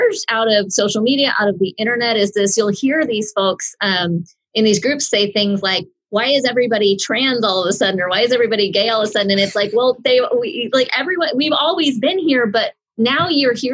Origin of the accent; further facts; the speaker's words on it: Oklahoma, United States; I'm from Oklahoma.